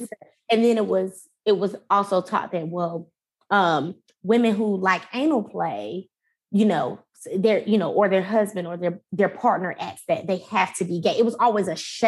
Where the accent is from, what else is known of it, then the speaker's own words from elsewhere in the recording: Fayetteville, North Carolina, United States; in relation to Rayford, I'm from Fayetteville